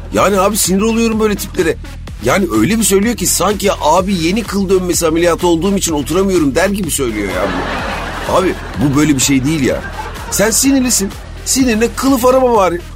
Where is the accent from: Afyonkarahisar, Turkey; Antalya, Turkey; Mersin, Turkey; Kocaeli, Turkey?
Kocaeli, Turkey; İzmit; now in Istanbul, Turkey; ben İzmitliyim